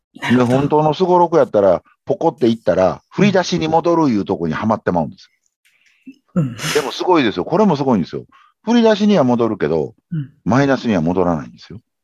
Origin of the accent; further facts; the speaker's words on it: Kobe, Hyogo, Japan; 僕、神戸出身なんで、阪神大震災の時に神戸に実家があって